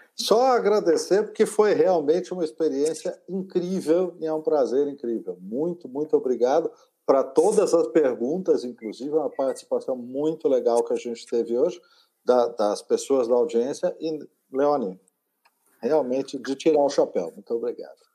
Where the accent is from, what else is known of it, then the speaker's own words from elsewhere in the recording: Brazil; como brasileiro